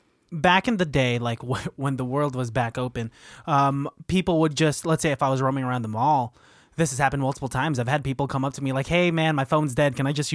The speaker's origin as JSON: {"language": "English", "region": "New Jersey", "country": "United States", "said": "Yeah, we're from New Jersey. What are you talking about? Hey, Felicia, you don't tell me where I'm from because I'm a strong, independent woman from New Jersey."}